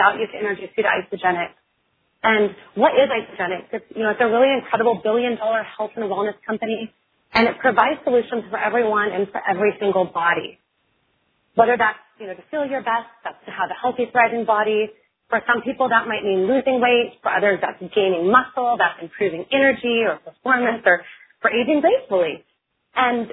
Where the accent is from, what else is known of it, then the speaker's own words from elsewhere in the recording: Oregon, United States; I'm from Oregon. I'm a farm girl, born and raised, and the daughter of a fisherman from a really tiny town in Oregon